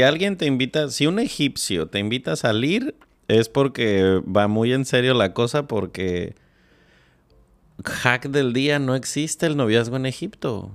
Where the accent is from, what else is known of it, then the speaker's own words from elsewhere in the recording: Morelia, Michoacán, Mexico; compartimos el ADN michoacano. Digo, yo viví, crecí muchos años en Morelia